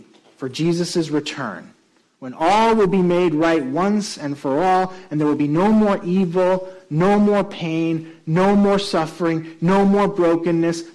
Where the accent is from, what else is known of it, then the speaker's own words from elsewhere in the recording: Puerto Rico; also born or lived in New York; now in Chatham County, United States; one of my colleagues was also from Puerto Rico, like I am